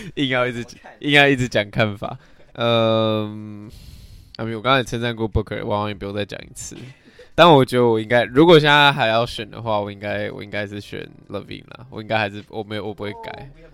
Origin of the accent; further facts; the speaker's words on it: Taiwan; 我们，就是台湾人